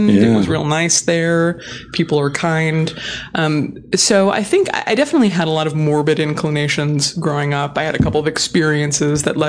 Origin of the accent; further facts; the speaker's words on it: Hawaii, United States; So I'm from Hawaii. I was born and raised in Hawaii